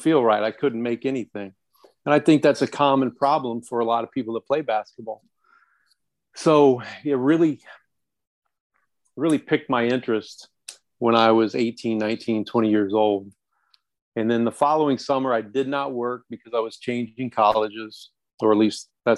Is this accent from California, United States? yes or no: no; Lynn, Indiana, United States; moved away as an adult; also born or lived in Chicago / Washington, D.C.; I'm from Lynn, Indiana